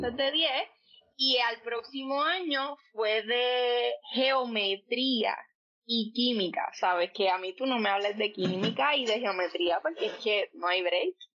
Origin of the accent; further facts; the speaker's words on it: Coamo, Puerto Rico; also born or lived in Ponce; nací en Ponce, me crié en Coamo toda la vida, así que pues sí, soy pameña de pura cepa y pues boricua ante todo